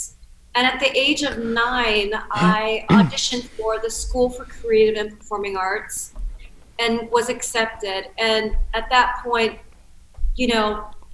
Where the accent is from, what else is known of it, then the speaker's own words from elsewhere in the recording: Cincinnati, Ohio, United States; I grew up in Cincinnati, Ohio